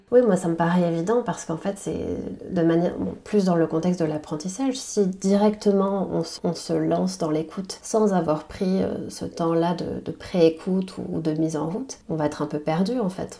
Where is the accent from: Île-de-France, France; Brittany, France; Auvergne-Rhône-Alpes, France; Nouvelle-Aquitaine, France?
Nouvelle-Aquitaine, France; Basque Country; also born or lived in Taiwan; Je suis née au Pays Basque, c'est une information euh, importante pour moi. Je suis née ici, j'ai grandi ici